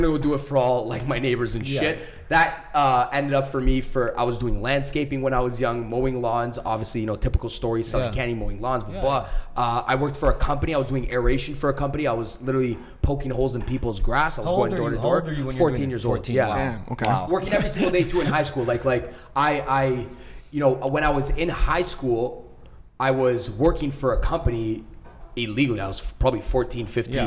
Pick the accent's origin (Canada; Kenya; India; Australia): Canada; Mississauga, Ontario; I grew up in Mississauga.